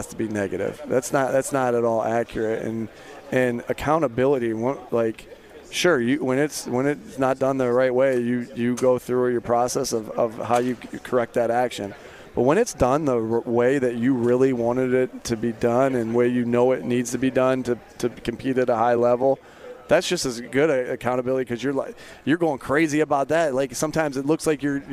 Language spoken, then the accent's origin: English; East Coast, United States; I grew up on the East Coast